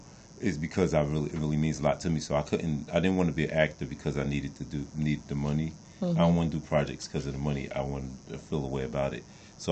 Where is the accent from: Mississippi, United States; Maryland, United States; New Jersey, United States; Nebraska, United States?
New Jersey, United States; moved away as an adult; But for myself, I came out here from New Jersey back in 96, and I came out here as an actor